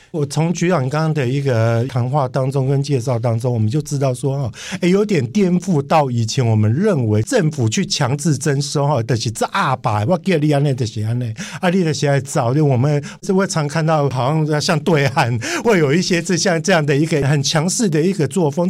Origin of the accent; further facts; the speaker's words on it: Kaohsiung, Taiwan; moved away; also born or lived in Taipei; 我是出生于高雄，但是我工作都在台北，所以我跟台北跟高雄是非常有渊源的